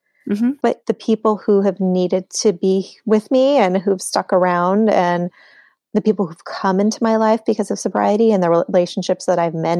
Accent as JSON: {"language": "English", "region": "Montana", "country": "United States", "tie": "born or raised there", "said": "it's in my home state of Montana."}